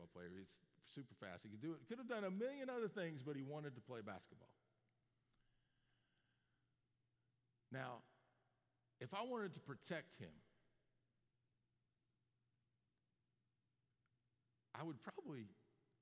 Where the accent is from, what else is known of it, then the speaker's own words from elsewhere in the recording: Florida, United States; moved away; My dad and I grew up in Florida